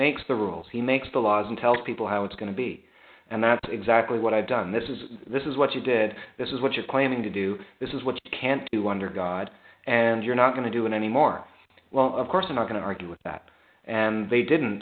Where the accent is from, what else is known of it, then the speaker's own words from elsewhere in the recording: Canada; I grew up, you know, French, like not French Canadian, but like as a Canadian, it's mandatory in our schools